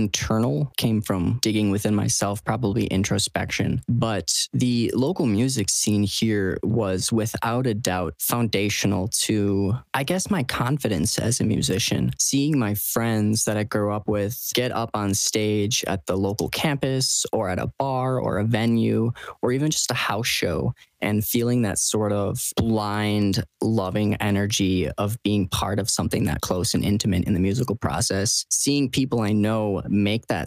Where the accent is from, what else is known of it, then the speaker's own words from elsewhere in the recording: Stevens Point, Wisconsin, United States; I was born and raised in central Wisconsin